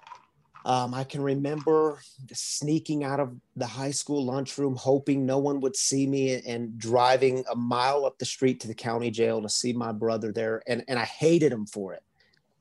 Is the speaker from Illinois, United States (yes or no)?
no; Missouri, United States; moved away as an adult; also born or lived in Michigan; I grew up in Missouri